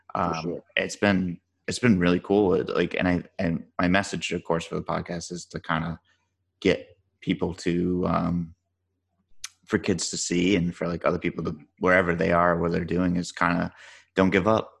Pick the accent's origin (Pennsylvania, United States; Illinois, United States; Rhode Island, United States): Rhode Island, United States; now in Dallas, United States; I grew up in Rhode Island. I live in Dallas now